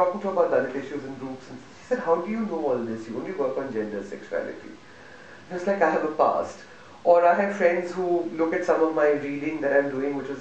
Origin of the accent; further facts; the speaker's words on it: Delhi, India; I'm a Malayali, but I live in Delhi